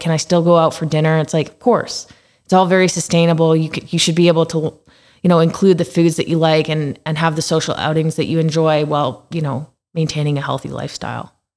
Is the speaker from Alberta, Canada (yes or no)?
yes; Calgary, Alberta, Canada; I've been in Calgary my entire life.